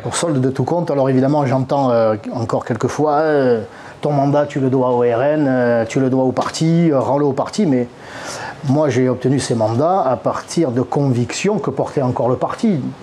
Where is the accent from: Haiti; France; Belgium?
France; Marseille, Provence-Alpes-Côte d'Azur; je suis Marseillais et c'est la bonne mère qui veille sur nous